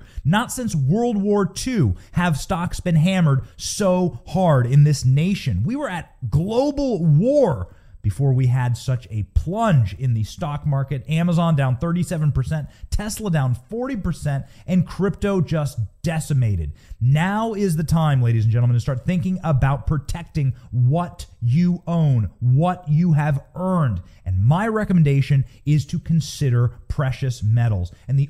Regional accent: Iowa, United States; moved away; as an Iowan, as somebody who grew up in Iowa and still the vast majority of my family and friends are in Iowa

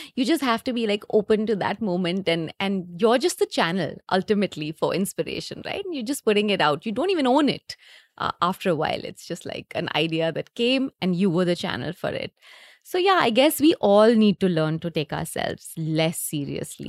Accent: Delhi, India; also born or lived in Leeds, United Kingdom; I'm come from Delhi, so I got a job in Delhi

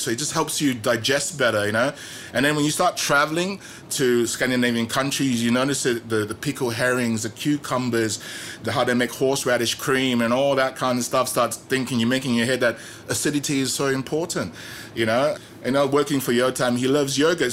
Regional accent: Australia; moved away as an adult; also born or lived in Petaling Jaya, Malaysia; when I was growing up in Australia

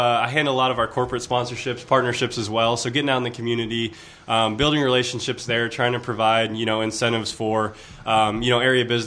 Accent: Greensboro, North Carolina, United States; also born or lived in Michigan; I was born in Michigan, but I grew up in Greensboro. So I'm really from Greensboro.

